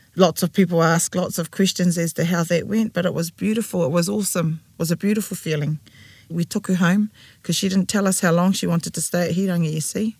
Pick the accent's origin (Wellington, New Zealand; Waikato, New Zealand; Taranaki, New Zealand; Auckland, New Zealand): Waikato, New Zealand; Tūrangi; moved away; We were raised in Ngāti Tūwhare Toa in Tūrangi